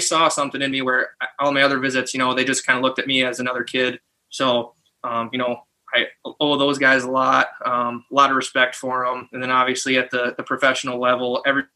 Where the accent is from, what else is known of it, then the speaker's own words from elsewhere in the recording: Tawas City, Michigan, United States; also born or lived in Oscoda, Michigan; I was born in Tawas. I spent some time, like, my mom lived in Tawas, my dad lived in Oscoda, which is where our shop is